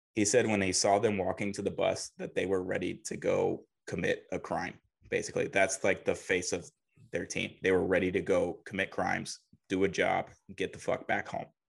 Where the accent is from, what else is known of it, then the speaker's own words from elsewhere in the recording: Huntsville, Alabama, United States; also born or lived in Dallas, Texas; I grew up in Huntsville, Alabama